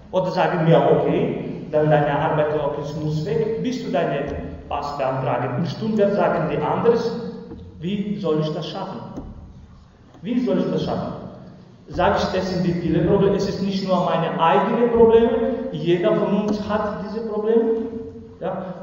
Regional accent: Kosovo; German is a second language; moved away as an adult; now in Freiburg, Germany; Normalerweise, ich bin in Kosovo geboren.

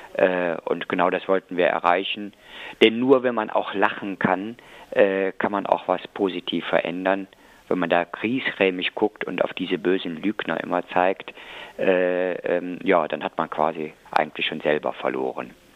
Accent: Cologne, North Rhine-Westphalia, Germany; als Kölner

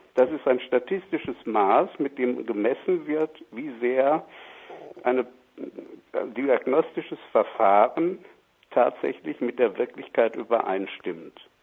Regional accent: Germany; Bei uns in Deutschland

